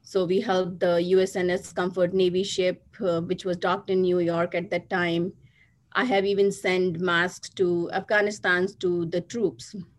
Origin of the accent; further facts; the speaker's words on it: Agra, Uttar Pradesh, India; moved away as an adult; now in United States; I was born and brought up in India in the city of Taj Mahal, Agra so i've uh, lived 22 years over there and, and then i migrated to united states in 97